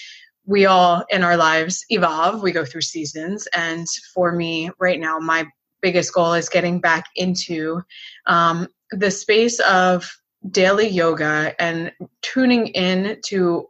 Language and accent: English; Philadelphia, Pennsylvania, United States; moved away as an adult; now in Florida, United States; I am originally from Philadelphia area. I live in Florida now, and I moved here for college.